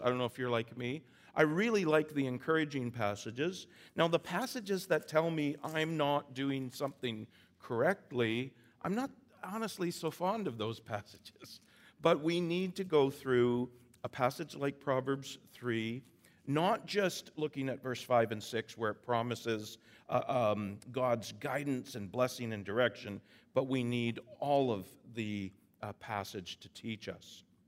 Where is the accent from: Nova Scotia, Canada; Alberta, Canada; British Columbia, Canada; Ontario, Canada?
British Columbia, Canada; Vancouver Island; I'm from the island. I'm from Vancouver Island.